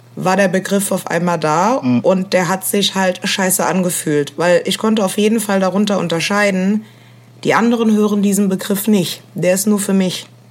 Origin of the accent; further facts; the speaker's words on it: Koblenz, Rhineland-Palatinate, Germany; now in Berlin, Germany; ich bin äh, in Rheinland-Pfalz aufgewachsen